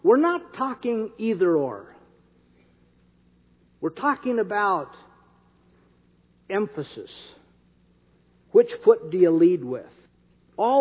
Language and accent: English; North Dakota, United States; I'm from North Dakota